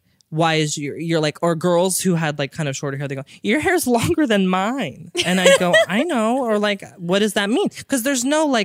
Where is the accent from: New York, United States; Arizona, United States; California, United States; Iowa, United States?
California, United States; Modesto; There's some places in my hometown that I really like. There's a place called Mountain Mike's.